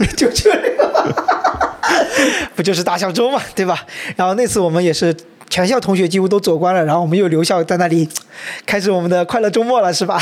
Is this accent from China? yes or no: yes; Wenzhou, Zhejiang, China; moved away as an adult; also born or lived in Ningbo; now in Hangzhou, China; 所以对于我们两个从小在温州山里面长大的孩子来说